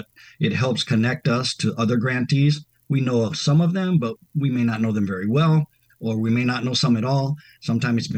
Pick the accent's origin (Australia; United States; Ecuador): United States; southern Wisconsin; also born or lived in Washington State; now in Chicago, United States; I grew up partly in the Midwest, mainly southern Wisconsin, and then also the Northwest. Spent some years in Washington State.